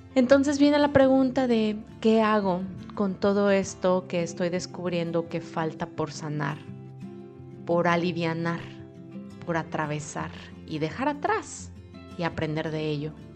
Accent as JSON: {"language": "Spanish", "country": "Mexico", "tie": "born or raised there", "moved": "as an adult", "lives_now": "Europe", "said": "Ya tengo años viviendo sola en mi propia casa en México"}